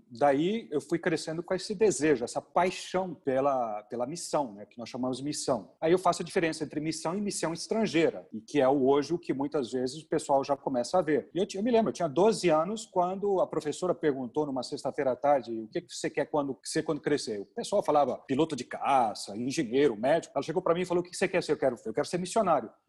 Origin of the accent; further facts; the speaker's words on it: Amazon, Brazil; Então, eu cresci na Amazônia, eu cresci no, no meio dos índios lá.